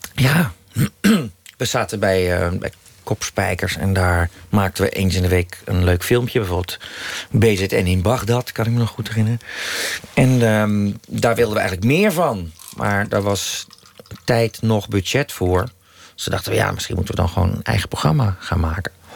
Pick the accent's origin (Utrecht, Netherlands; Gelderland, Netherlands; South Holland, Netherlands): Utrecht, Netherlands; toen ik in Utrecht woonde, een jaar vijf, zes was